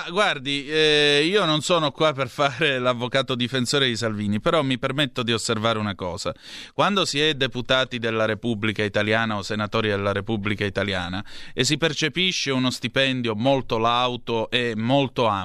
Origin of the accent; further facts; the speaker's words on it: Southern Italy, Italy; io distingo onestamente tra meridionali e terroni, io sono un meridionale, non sono un terrone, ho 2500 anni di civiltà alle mie spalle